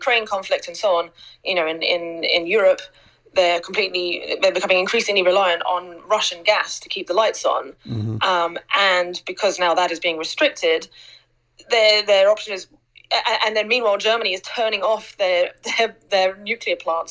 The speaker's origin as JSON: {"language": "English", "region": "England", "country": "United Kingdom", "tie": "born or raised there", "said": "I grew up in England"}